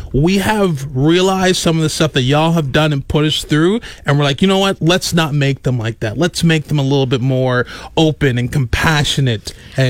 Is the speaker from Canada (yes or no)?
yes; Canada